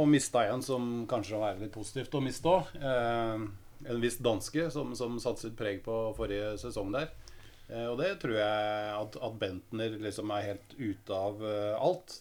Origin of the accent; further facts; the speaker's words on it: Lørenskog, Akershus, Norway; også fra Lørenskog